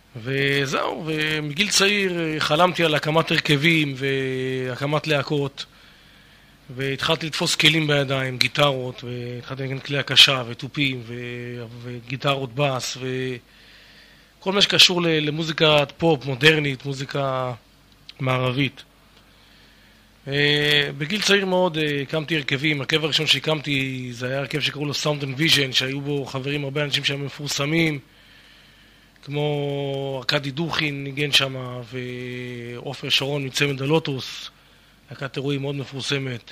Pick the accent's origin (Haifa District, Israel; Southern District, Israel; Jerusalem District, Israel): Haifa District, Israel; the Krayot area; moved away as an adult; also born or lived in Miami, United States; גדלנו באזור הקריות ולאחר מכן בקיבוץ, קיבוץ של השומר הצעיר